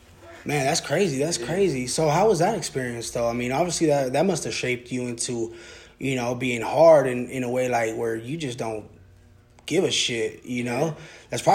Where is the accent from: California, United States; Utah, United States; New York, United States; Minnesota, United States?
California, United States; Sacramento; born there; now in Lancaster, United States; I was born in Sacramento when I moved out to SoCal out here in Lancaster.